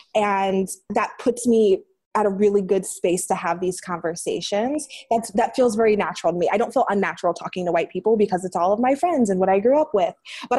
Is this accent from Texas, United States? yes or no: no; Green, Ohio, United States; moved away as an adult; Green, Ohio, the suburb in Ohio.